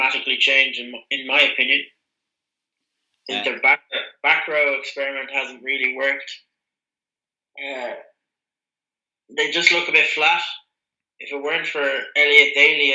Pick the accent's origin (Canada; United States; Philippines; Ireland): Ireland; I'm from Ireland